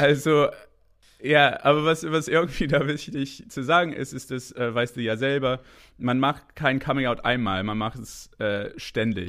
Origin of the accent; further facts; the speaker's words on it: Canada; German is a second language; moved away as an adult; now in Berlin, Germany; ich bin Kanadier